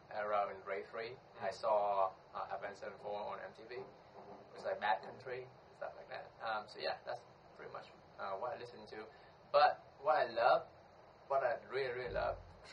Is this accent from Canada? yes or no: no; Ho Chi Minh City, Vietnam; my own family, like moved here since I was around 3 years old